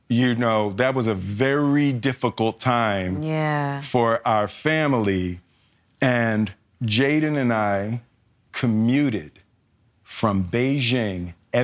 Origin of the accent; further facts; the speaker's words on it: Philadelphia, Pennsylvania, United States; moved away; I grew up in Philly